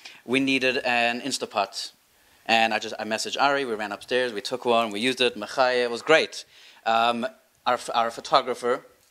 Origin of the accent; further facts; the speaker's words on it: South Africa; moved away; We grew up in South Africa